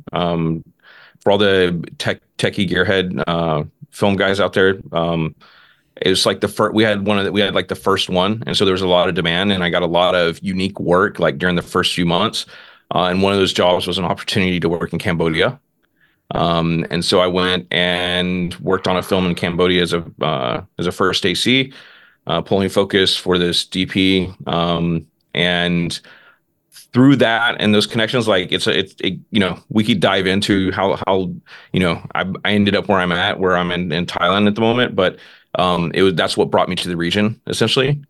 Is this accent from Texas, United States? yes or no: yes; Fort Worth, Texas, United States; moved away; I'm originally from from Texas, right? Mm-hmm. From Dallas, Texas. Uh, well, Fort Worth, Texas